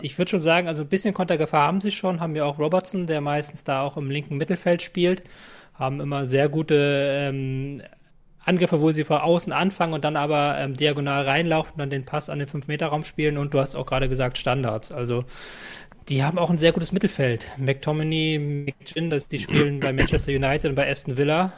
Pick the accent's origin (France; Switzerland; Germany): Germany; als Deutscher